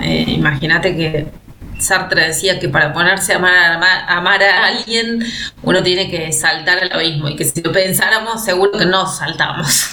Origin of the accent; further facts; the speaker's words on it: Catamarca, Argentina; moved away as an adult; also born or lived in Córdoba; soy de una provincia del norte de nuestra Argentina, soy de Catamarca